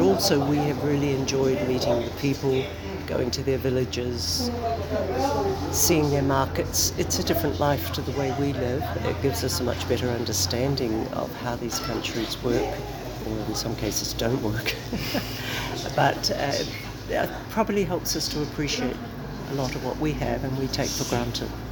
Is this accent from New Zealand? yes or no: yes; New Zealand; I'm from New Zealand.